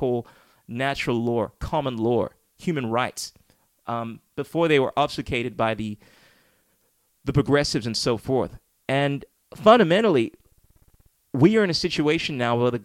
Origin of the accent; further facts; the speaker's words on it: Ghana; now in Australia; my hometown, Ghana